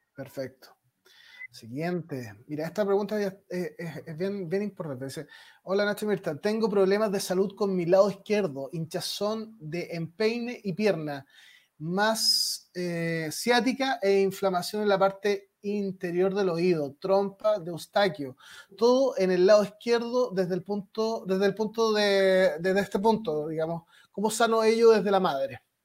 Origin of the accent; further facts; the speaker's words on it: Chile; pueblo chileno, mi pueblo por supuesto